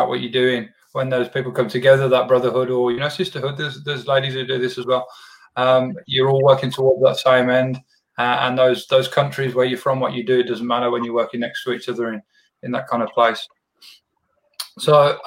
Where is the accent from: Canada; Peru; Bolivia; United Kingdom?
United Kingdom; England; now in Australia; I'm not an American. I live here in Australia, a good free part of the world, and I'm from England, another good free part of the world.